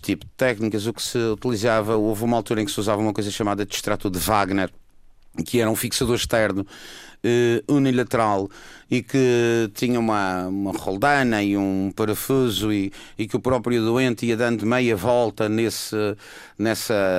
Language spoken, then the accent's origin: Portuguese; Madeira, Portugal; sou da Madeira